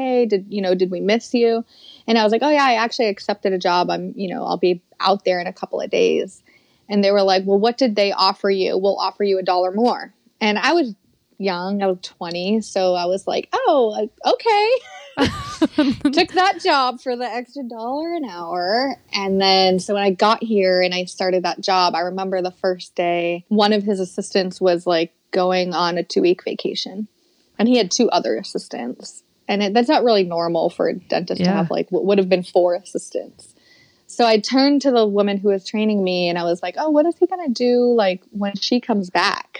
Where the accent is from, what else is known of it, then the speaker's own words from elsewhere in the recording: Massachusetts, United States; moved away as an adult; now in Los Angeles, United States; I'm from Massachusetts